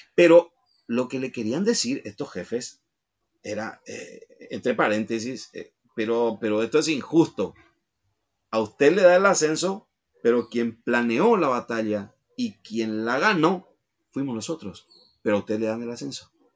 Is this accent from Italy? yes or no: no; Paraguay